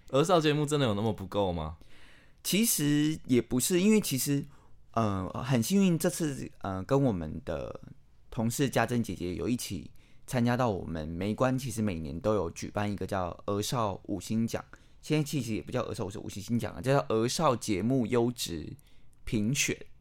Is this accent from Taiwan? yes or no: yes; Taiwan; 我觉得身为台湾人